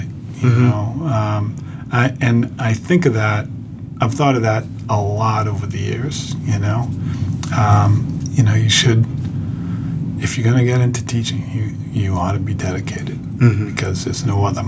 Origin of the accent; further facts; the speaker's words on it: Boston, Massachusetts, United States; I grew up in Savin Hill in St. William's Parish